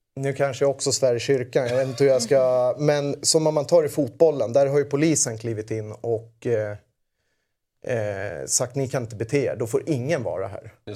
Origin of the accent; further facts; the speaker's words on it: Södertälje, Stockholm County, Sweden; jag kommer från Södertälje